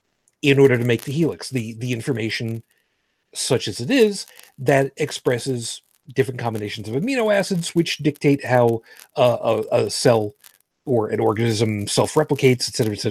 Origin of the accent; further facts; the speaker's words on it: United States; I'm American, not Canadian